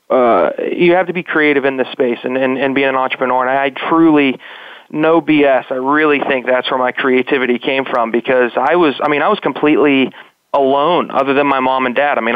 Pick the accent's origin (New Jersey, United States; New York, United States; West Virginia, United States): West Virginia, United States; when people hear that I'm originally from West Virginia, they're like, well, you